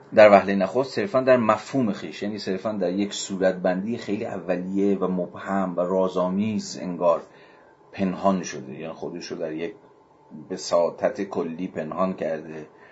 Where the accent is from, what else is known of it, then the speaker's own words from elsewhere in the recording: Iran; ما که ایرانی هستیم در ایران